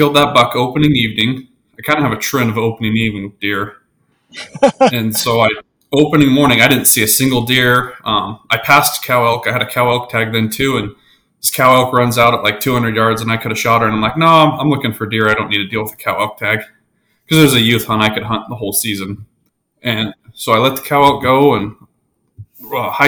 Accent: Colorado, United States; moved away; I'm originally from Colorado. So, a lot of really good predator hunting there. So that's kind of what I grew up doing.

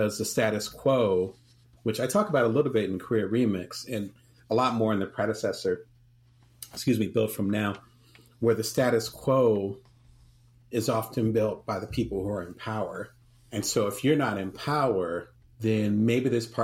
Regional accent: Atlantic City, New Jersey, United States; also born or lived in New Orleans; now in Las Vegas, United States; I'm from Atlantic City, you know, and live in Las Vegas now

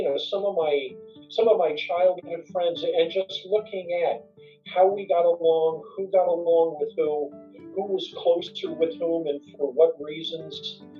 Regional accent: Morris County, New Jersey, United States; now in Montclair, United States; I grew up in New Jersey. So I am a born and bred New Jersey guy. Grew up in Morris County

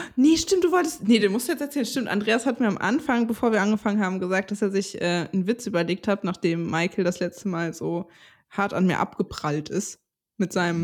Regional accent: Stralsund, Mecklenburg-Vorpommern, Germany; moved away; in Stralsund, wo ich groß geworden bin.

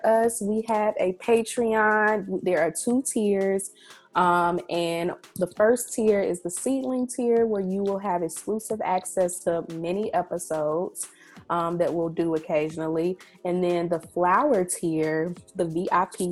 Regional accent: Northeast Mississippi, United States; I am from Northeast Mississippi

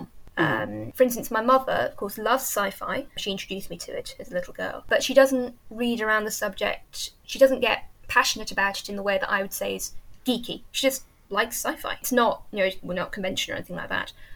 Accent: Yorkshire and the Humber, United Kingdom; I've lived here almost all my life. I was brought up about an hour away

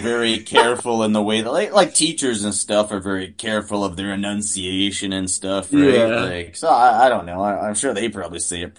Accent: Canada; you're ever traveling as a Canadian

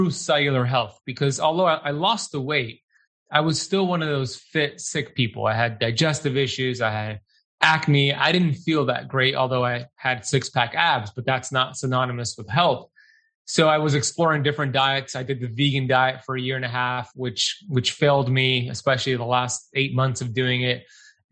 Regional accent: United States; when I grew up in America, born and raised here

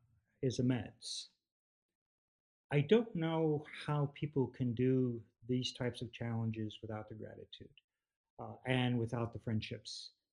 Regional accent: Texas, United States; We refereed games together in the town we grew up in outside of Austin, Texas, where my kids grew up in.

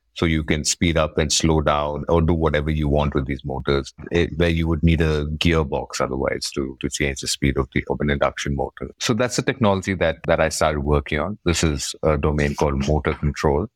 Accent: Bangalore, Karnataka, India; I'm from Bangalore.

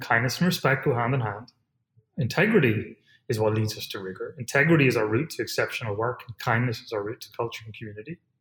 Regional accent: Ireland; moved away; as an Irish person

